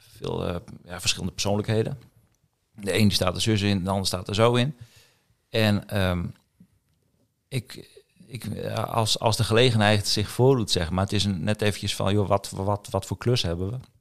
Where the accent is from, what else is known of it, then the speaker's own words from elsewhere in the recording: Assen, Drenthe, Netherlands; moved away as an adult; also born or lived in Kampen; ik ben eh, geboren in Assen. 24 oktober 1975.